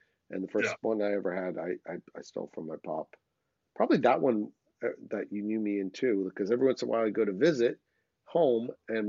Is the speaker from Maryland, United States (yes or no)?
no; New York, United States; I'm from New York.